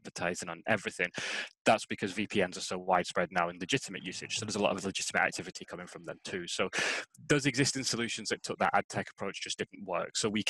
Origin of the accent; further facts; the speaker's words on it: Scotland, United Kingdom; now in England; they don't realize that I am actually Scottish because I don't have the accent at all. I've been living down in England for so long.